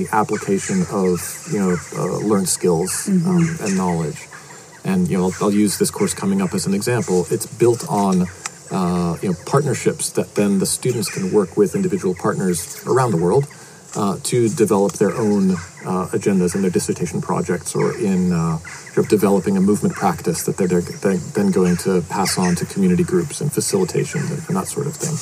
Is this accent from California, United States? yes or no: no; outside of Boston, Massachusetts, United States; moved away; I was born outside of Boston in Massachusetts in the States.